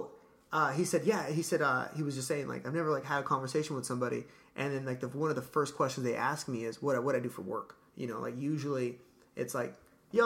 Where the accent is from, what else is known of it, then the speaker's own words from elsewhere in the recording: Los Angeles, California, United States; I'm from L.A.